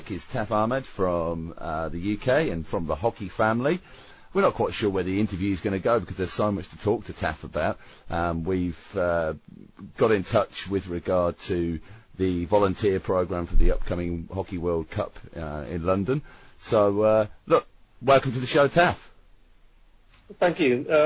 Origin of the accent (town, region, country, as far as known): Queensland, Australia